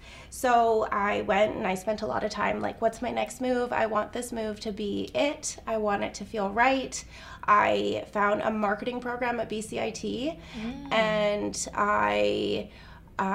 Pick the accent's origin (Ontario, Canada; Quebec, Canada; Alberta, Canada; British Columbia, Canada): British Columbia, Canada; Whistler; also born or lived in Penticton, British Columbia / Okanagan; now in Kelowna, Canada; I feel like I'm Okanagan through and through, but I wasn't born here. I was born in Whistler, actually, which surprises a lot of people.